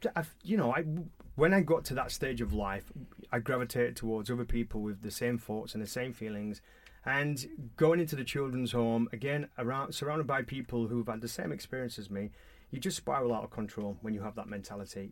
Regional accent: Halifax, Yorkshire and the Humber, United Kingdom; I was brought up in Booth Town in Halifax, West Yorkshire

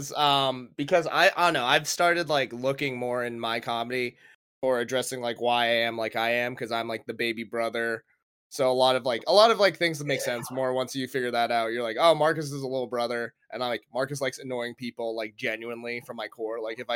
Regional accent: Philippines; I kind of did get forced into nursing because my older sister, and being Filipino, she was a nurse.

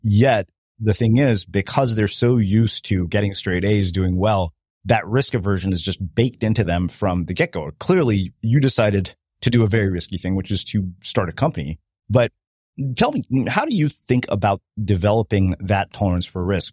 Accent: Edmonton, Alberta, Canada; moved away; I grew up in Edmonton for four years.

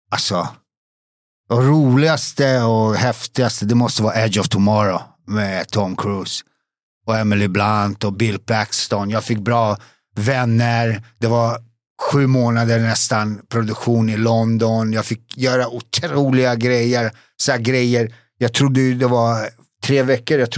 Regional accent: Bosnia & Herzegovina; also born or lived in Serbia; now in Sweden; Vi är båda från Bosnien.

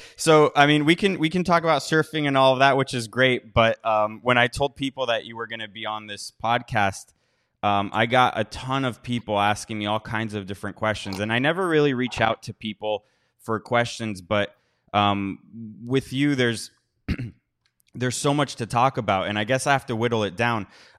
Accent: Miami, Florida, United States; now in Washington, D.C., United States; I grew up in Miami, and there, you know, I was there for a wedding a few weeks ago, and the boom, like I felt like a tourist in the town I was born.

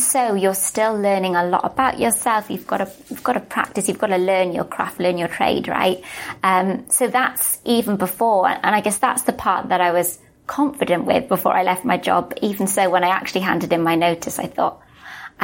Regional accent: Wales, United Kingdom; also born or lived in Melbourne, Australia; now in London, United Kingdom; I'm from Wales, you can probably tell from my accent.

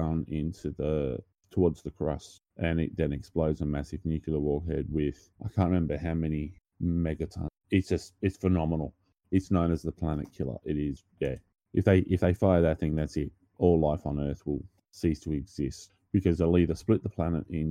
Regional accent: Australia; I'm also Australian

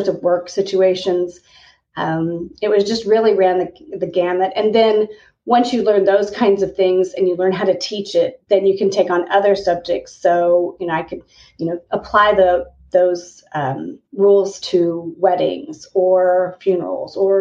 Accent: Kansas, United States; I, remarkably enough, grew up in a teeny tiny town in Kansas on a farm

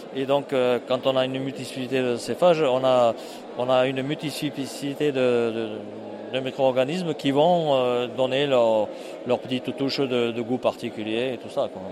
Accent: foot of the Cévennes, Occitania, France; j'arrive du sud, moi. Par rapport à Strasbourg, on est au sud, 700 km vers la Méditerranée, au pied des Cévennes, donc je suis, je suis comme la terre de Cévennes

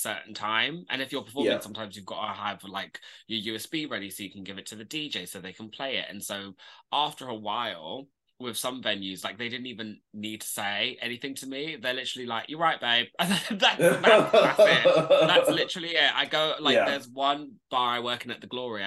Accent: London, United Kingdom; I am from North London

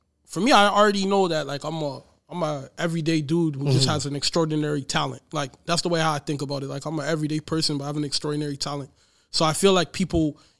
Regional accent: Courtice, Ontario, Canada; I'm from a little town. Like, I'm from Curtis.

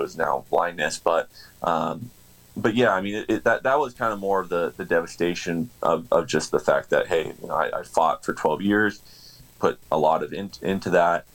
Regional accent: Southern California, United States; being born and raised in Southern California

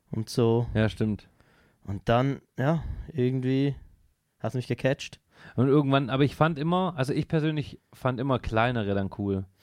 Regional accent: Switzerland; Auch sehr kleine Bands bei uns in der Schweiz unterstütze ich gerne halt.

